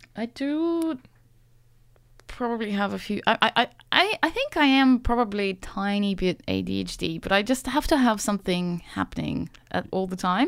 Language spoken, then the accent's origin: English; Saint Petersburg, Russia; also born or lived in Sydney, Australia; now in Australia; I grew up in Saint Petersburg, which is, you know, an old European plant